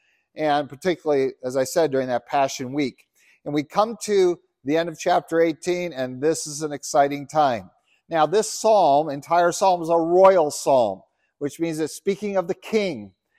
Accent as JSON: {"language": "English", "country": "Uganda", "tie": "born or raised there", "said": "Yeah, I remember I grew up in Uganda. It was ruled by a guy named Idi Amin, who was the polar opposite."}